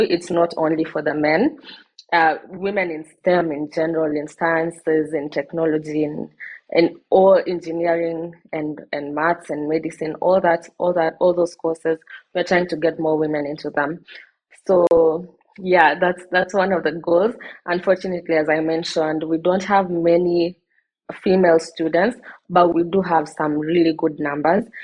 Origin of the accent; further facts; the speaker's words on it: Kenya; I am from Kenya. I live in Kenya and I'm based in Kenya.